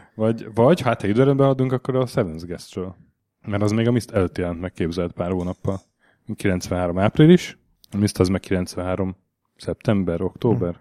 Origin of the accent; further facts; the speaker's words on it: Hungary; Magyar vagyok